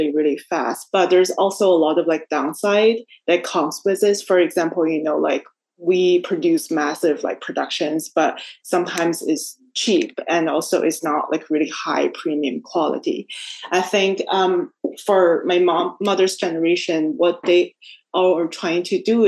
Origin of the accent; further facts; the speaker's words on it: China; moved away as an adult; now in New York, United States; I grew up in China and everyone looks like me